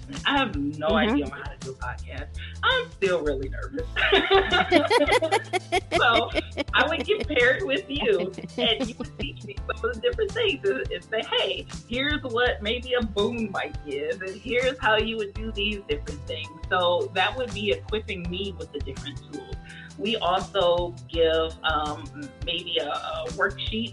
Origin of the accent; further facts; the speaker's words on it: Detroit, Michigan, United States; I'm from Detroit, Michigan, and when I went to school, all the way from elementary to high school